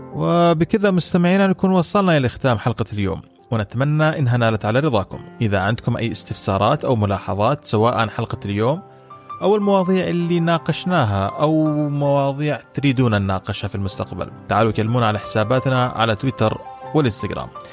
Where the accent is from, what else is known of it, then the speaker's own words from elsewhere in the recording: United Arab Emirates; عندنا في الامارات